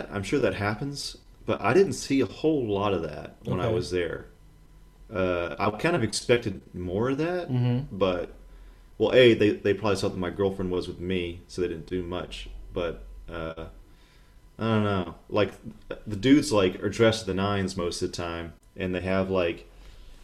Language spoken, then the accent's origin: English; the South, United States; moved away; We grew up in Protestant, either Protestants ourselves or in Protestant communities in the South.